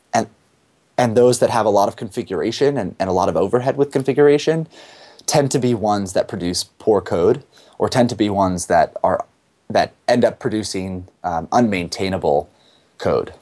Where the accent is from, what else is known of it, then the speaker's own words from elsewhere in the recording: Rochester, New York, United States; now in San Francisco, United States; I live in San Francisco, California, but I come from Rochester, New York